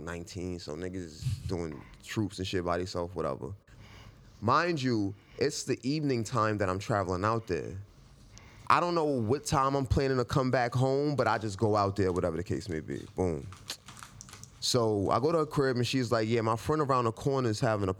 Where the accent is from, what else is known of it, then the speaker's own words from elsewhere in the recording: New York City, New York, United States; I'm from Queens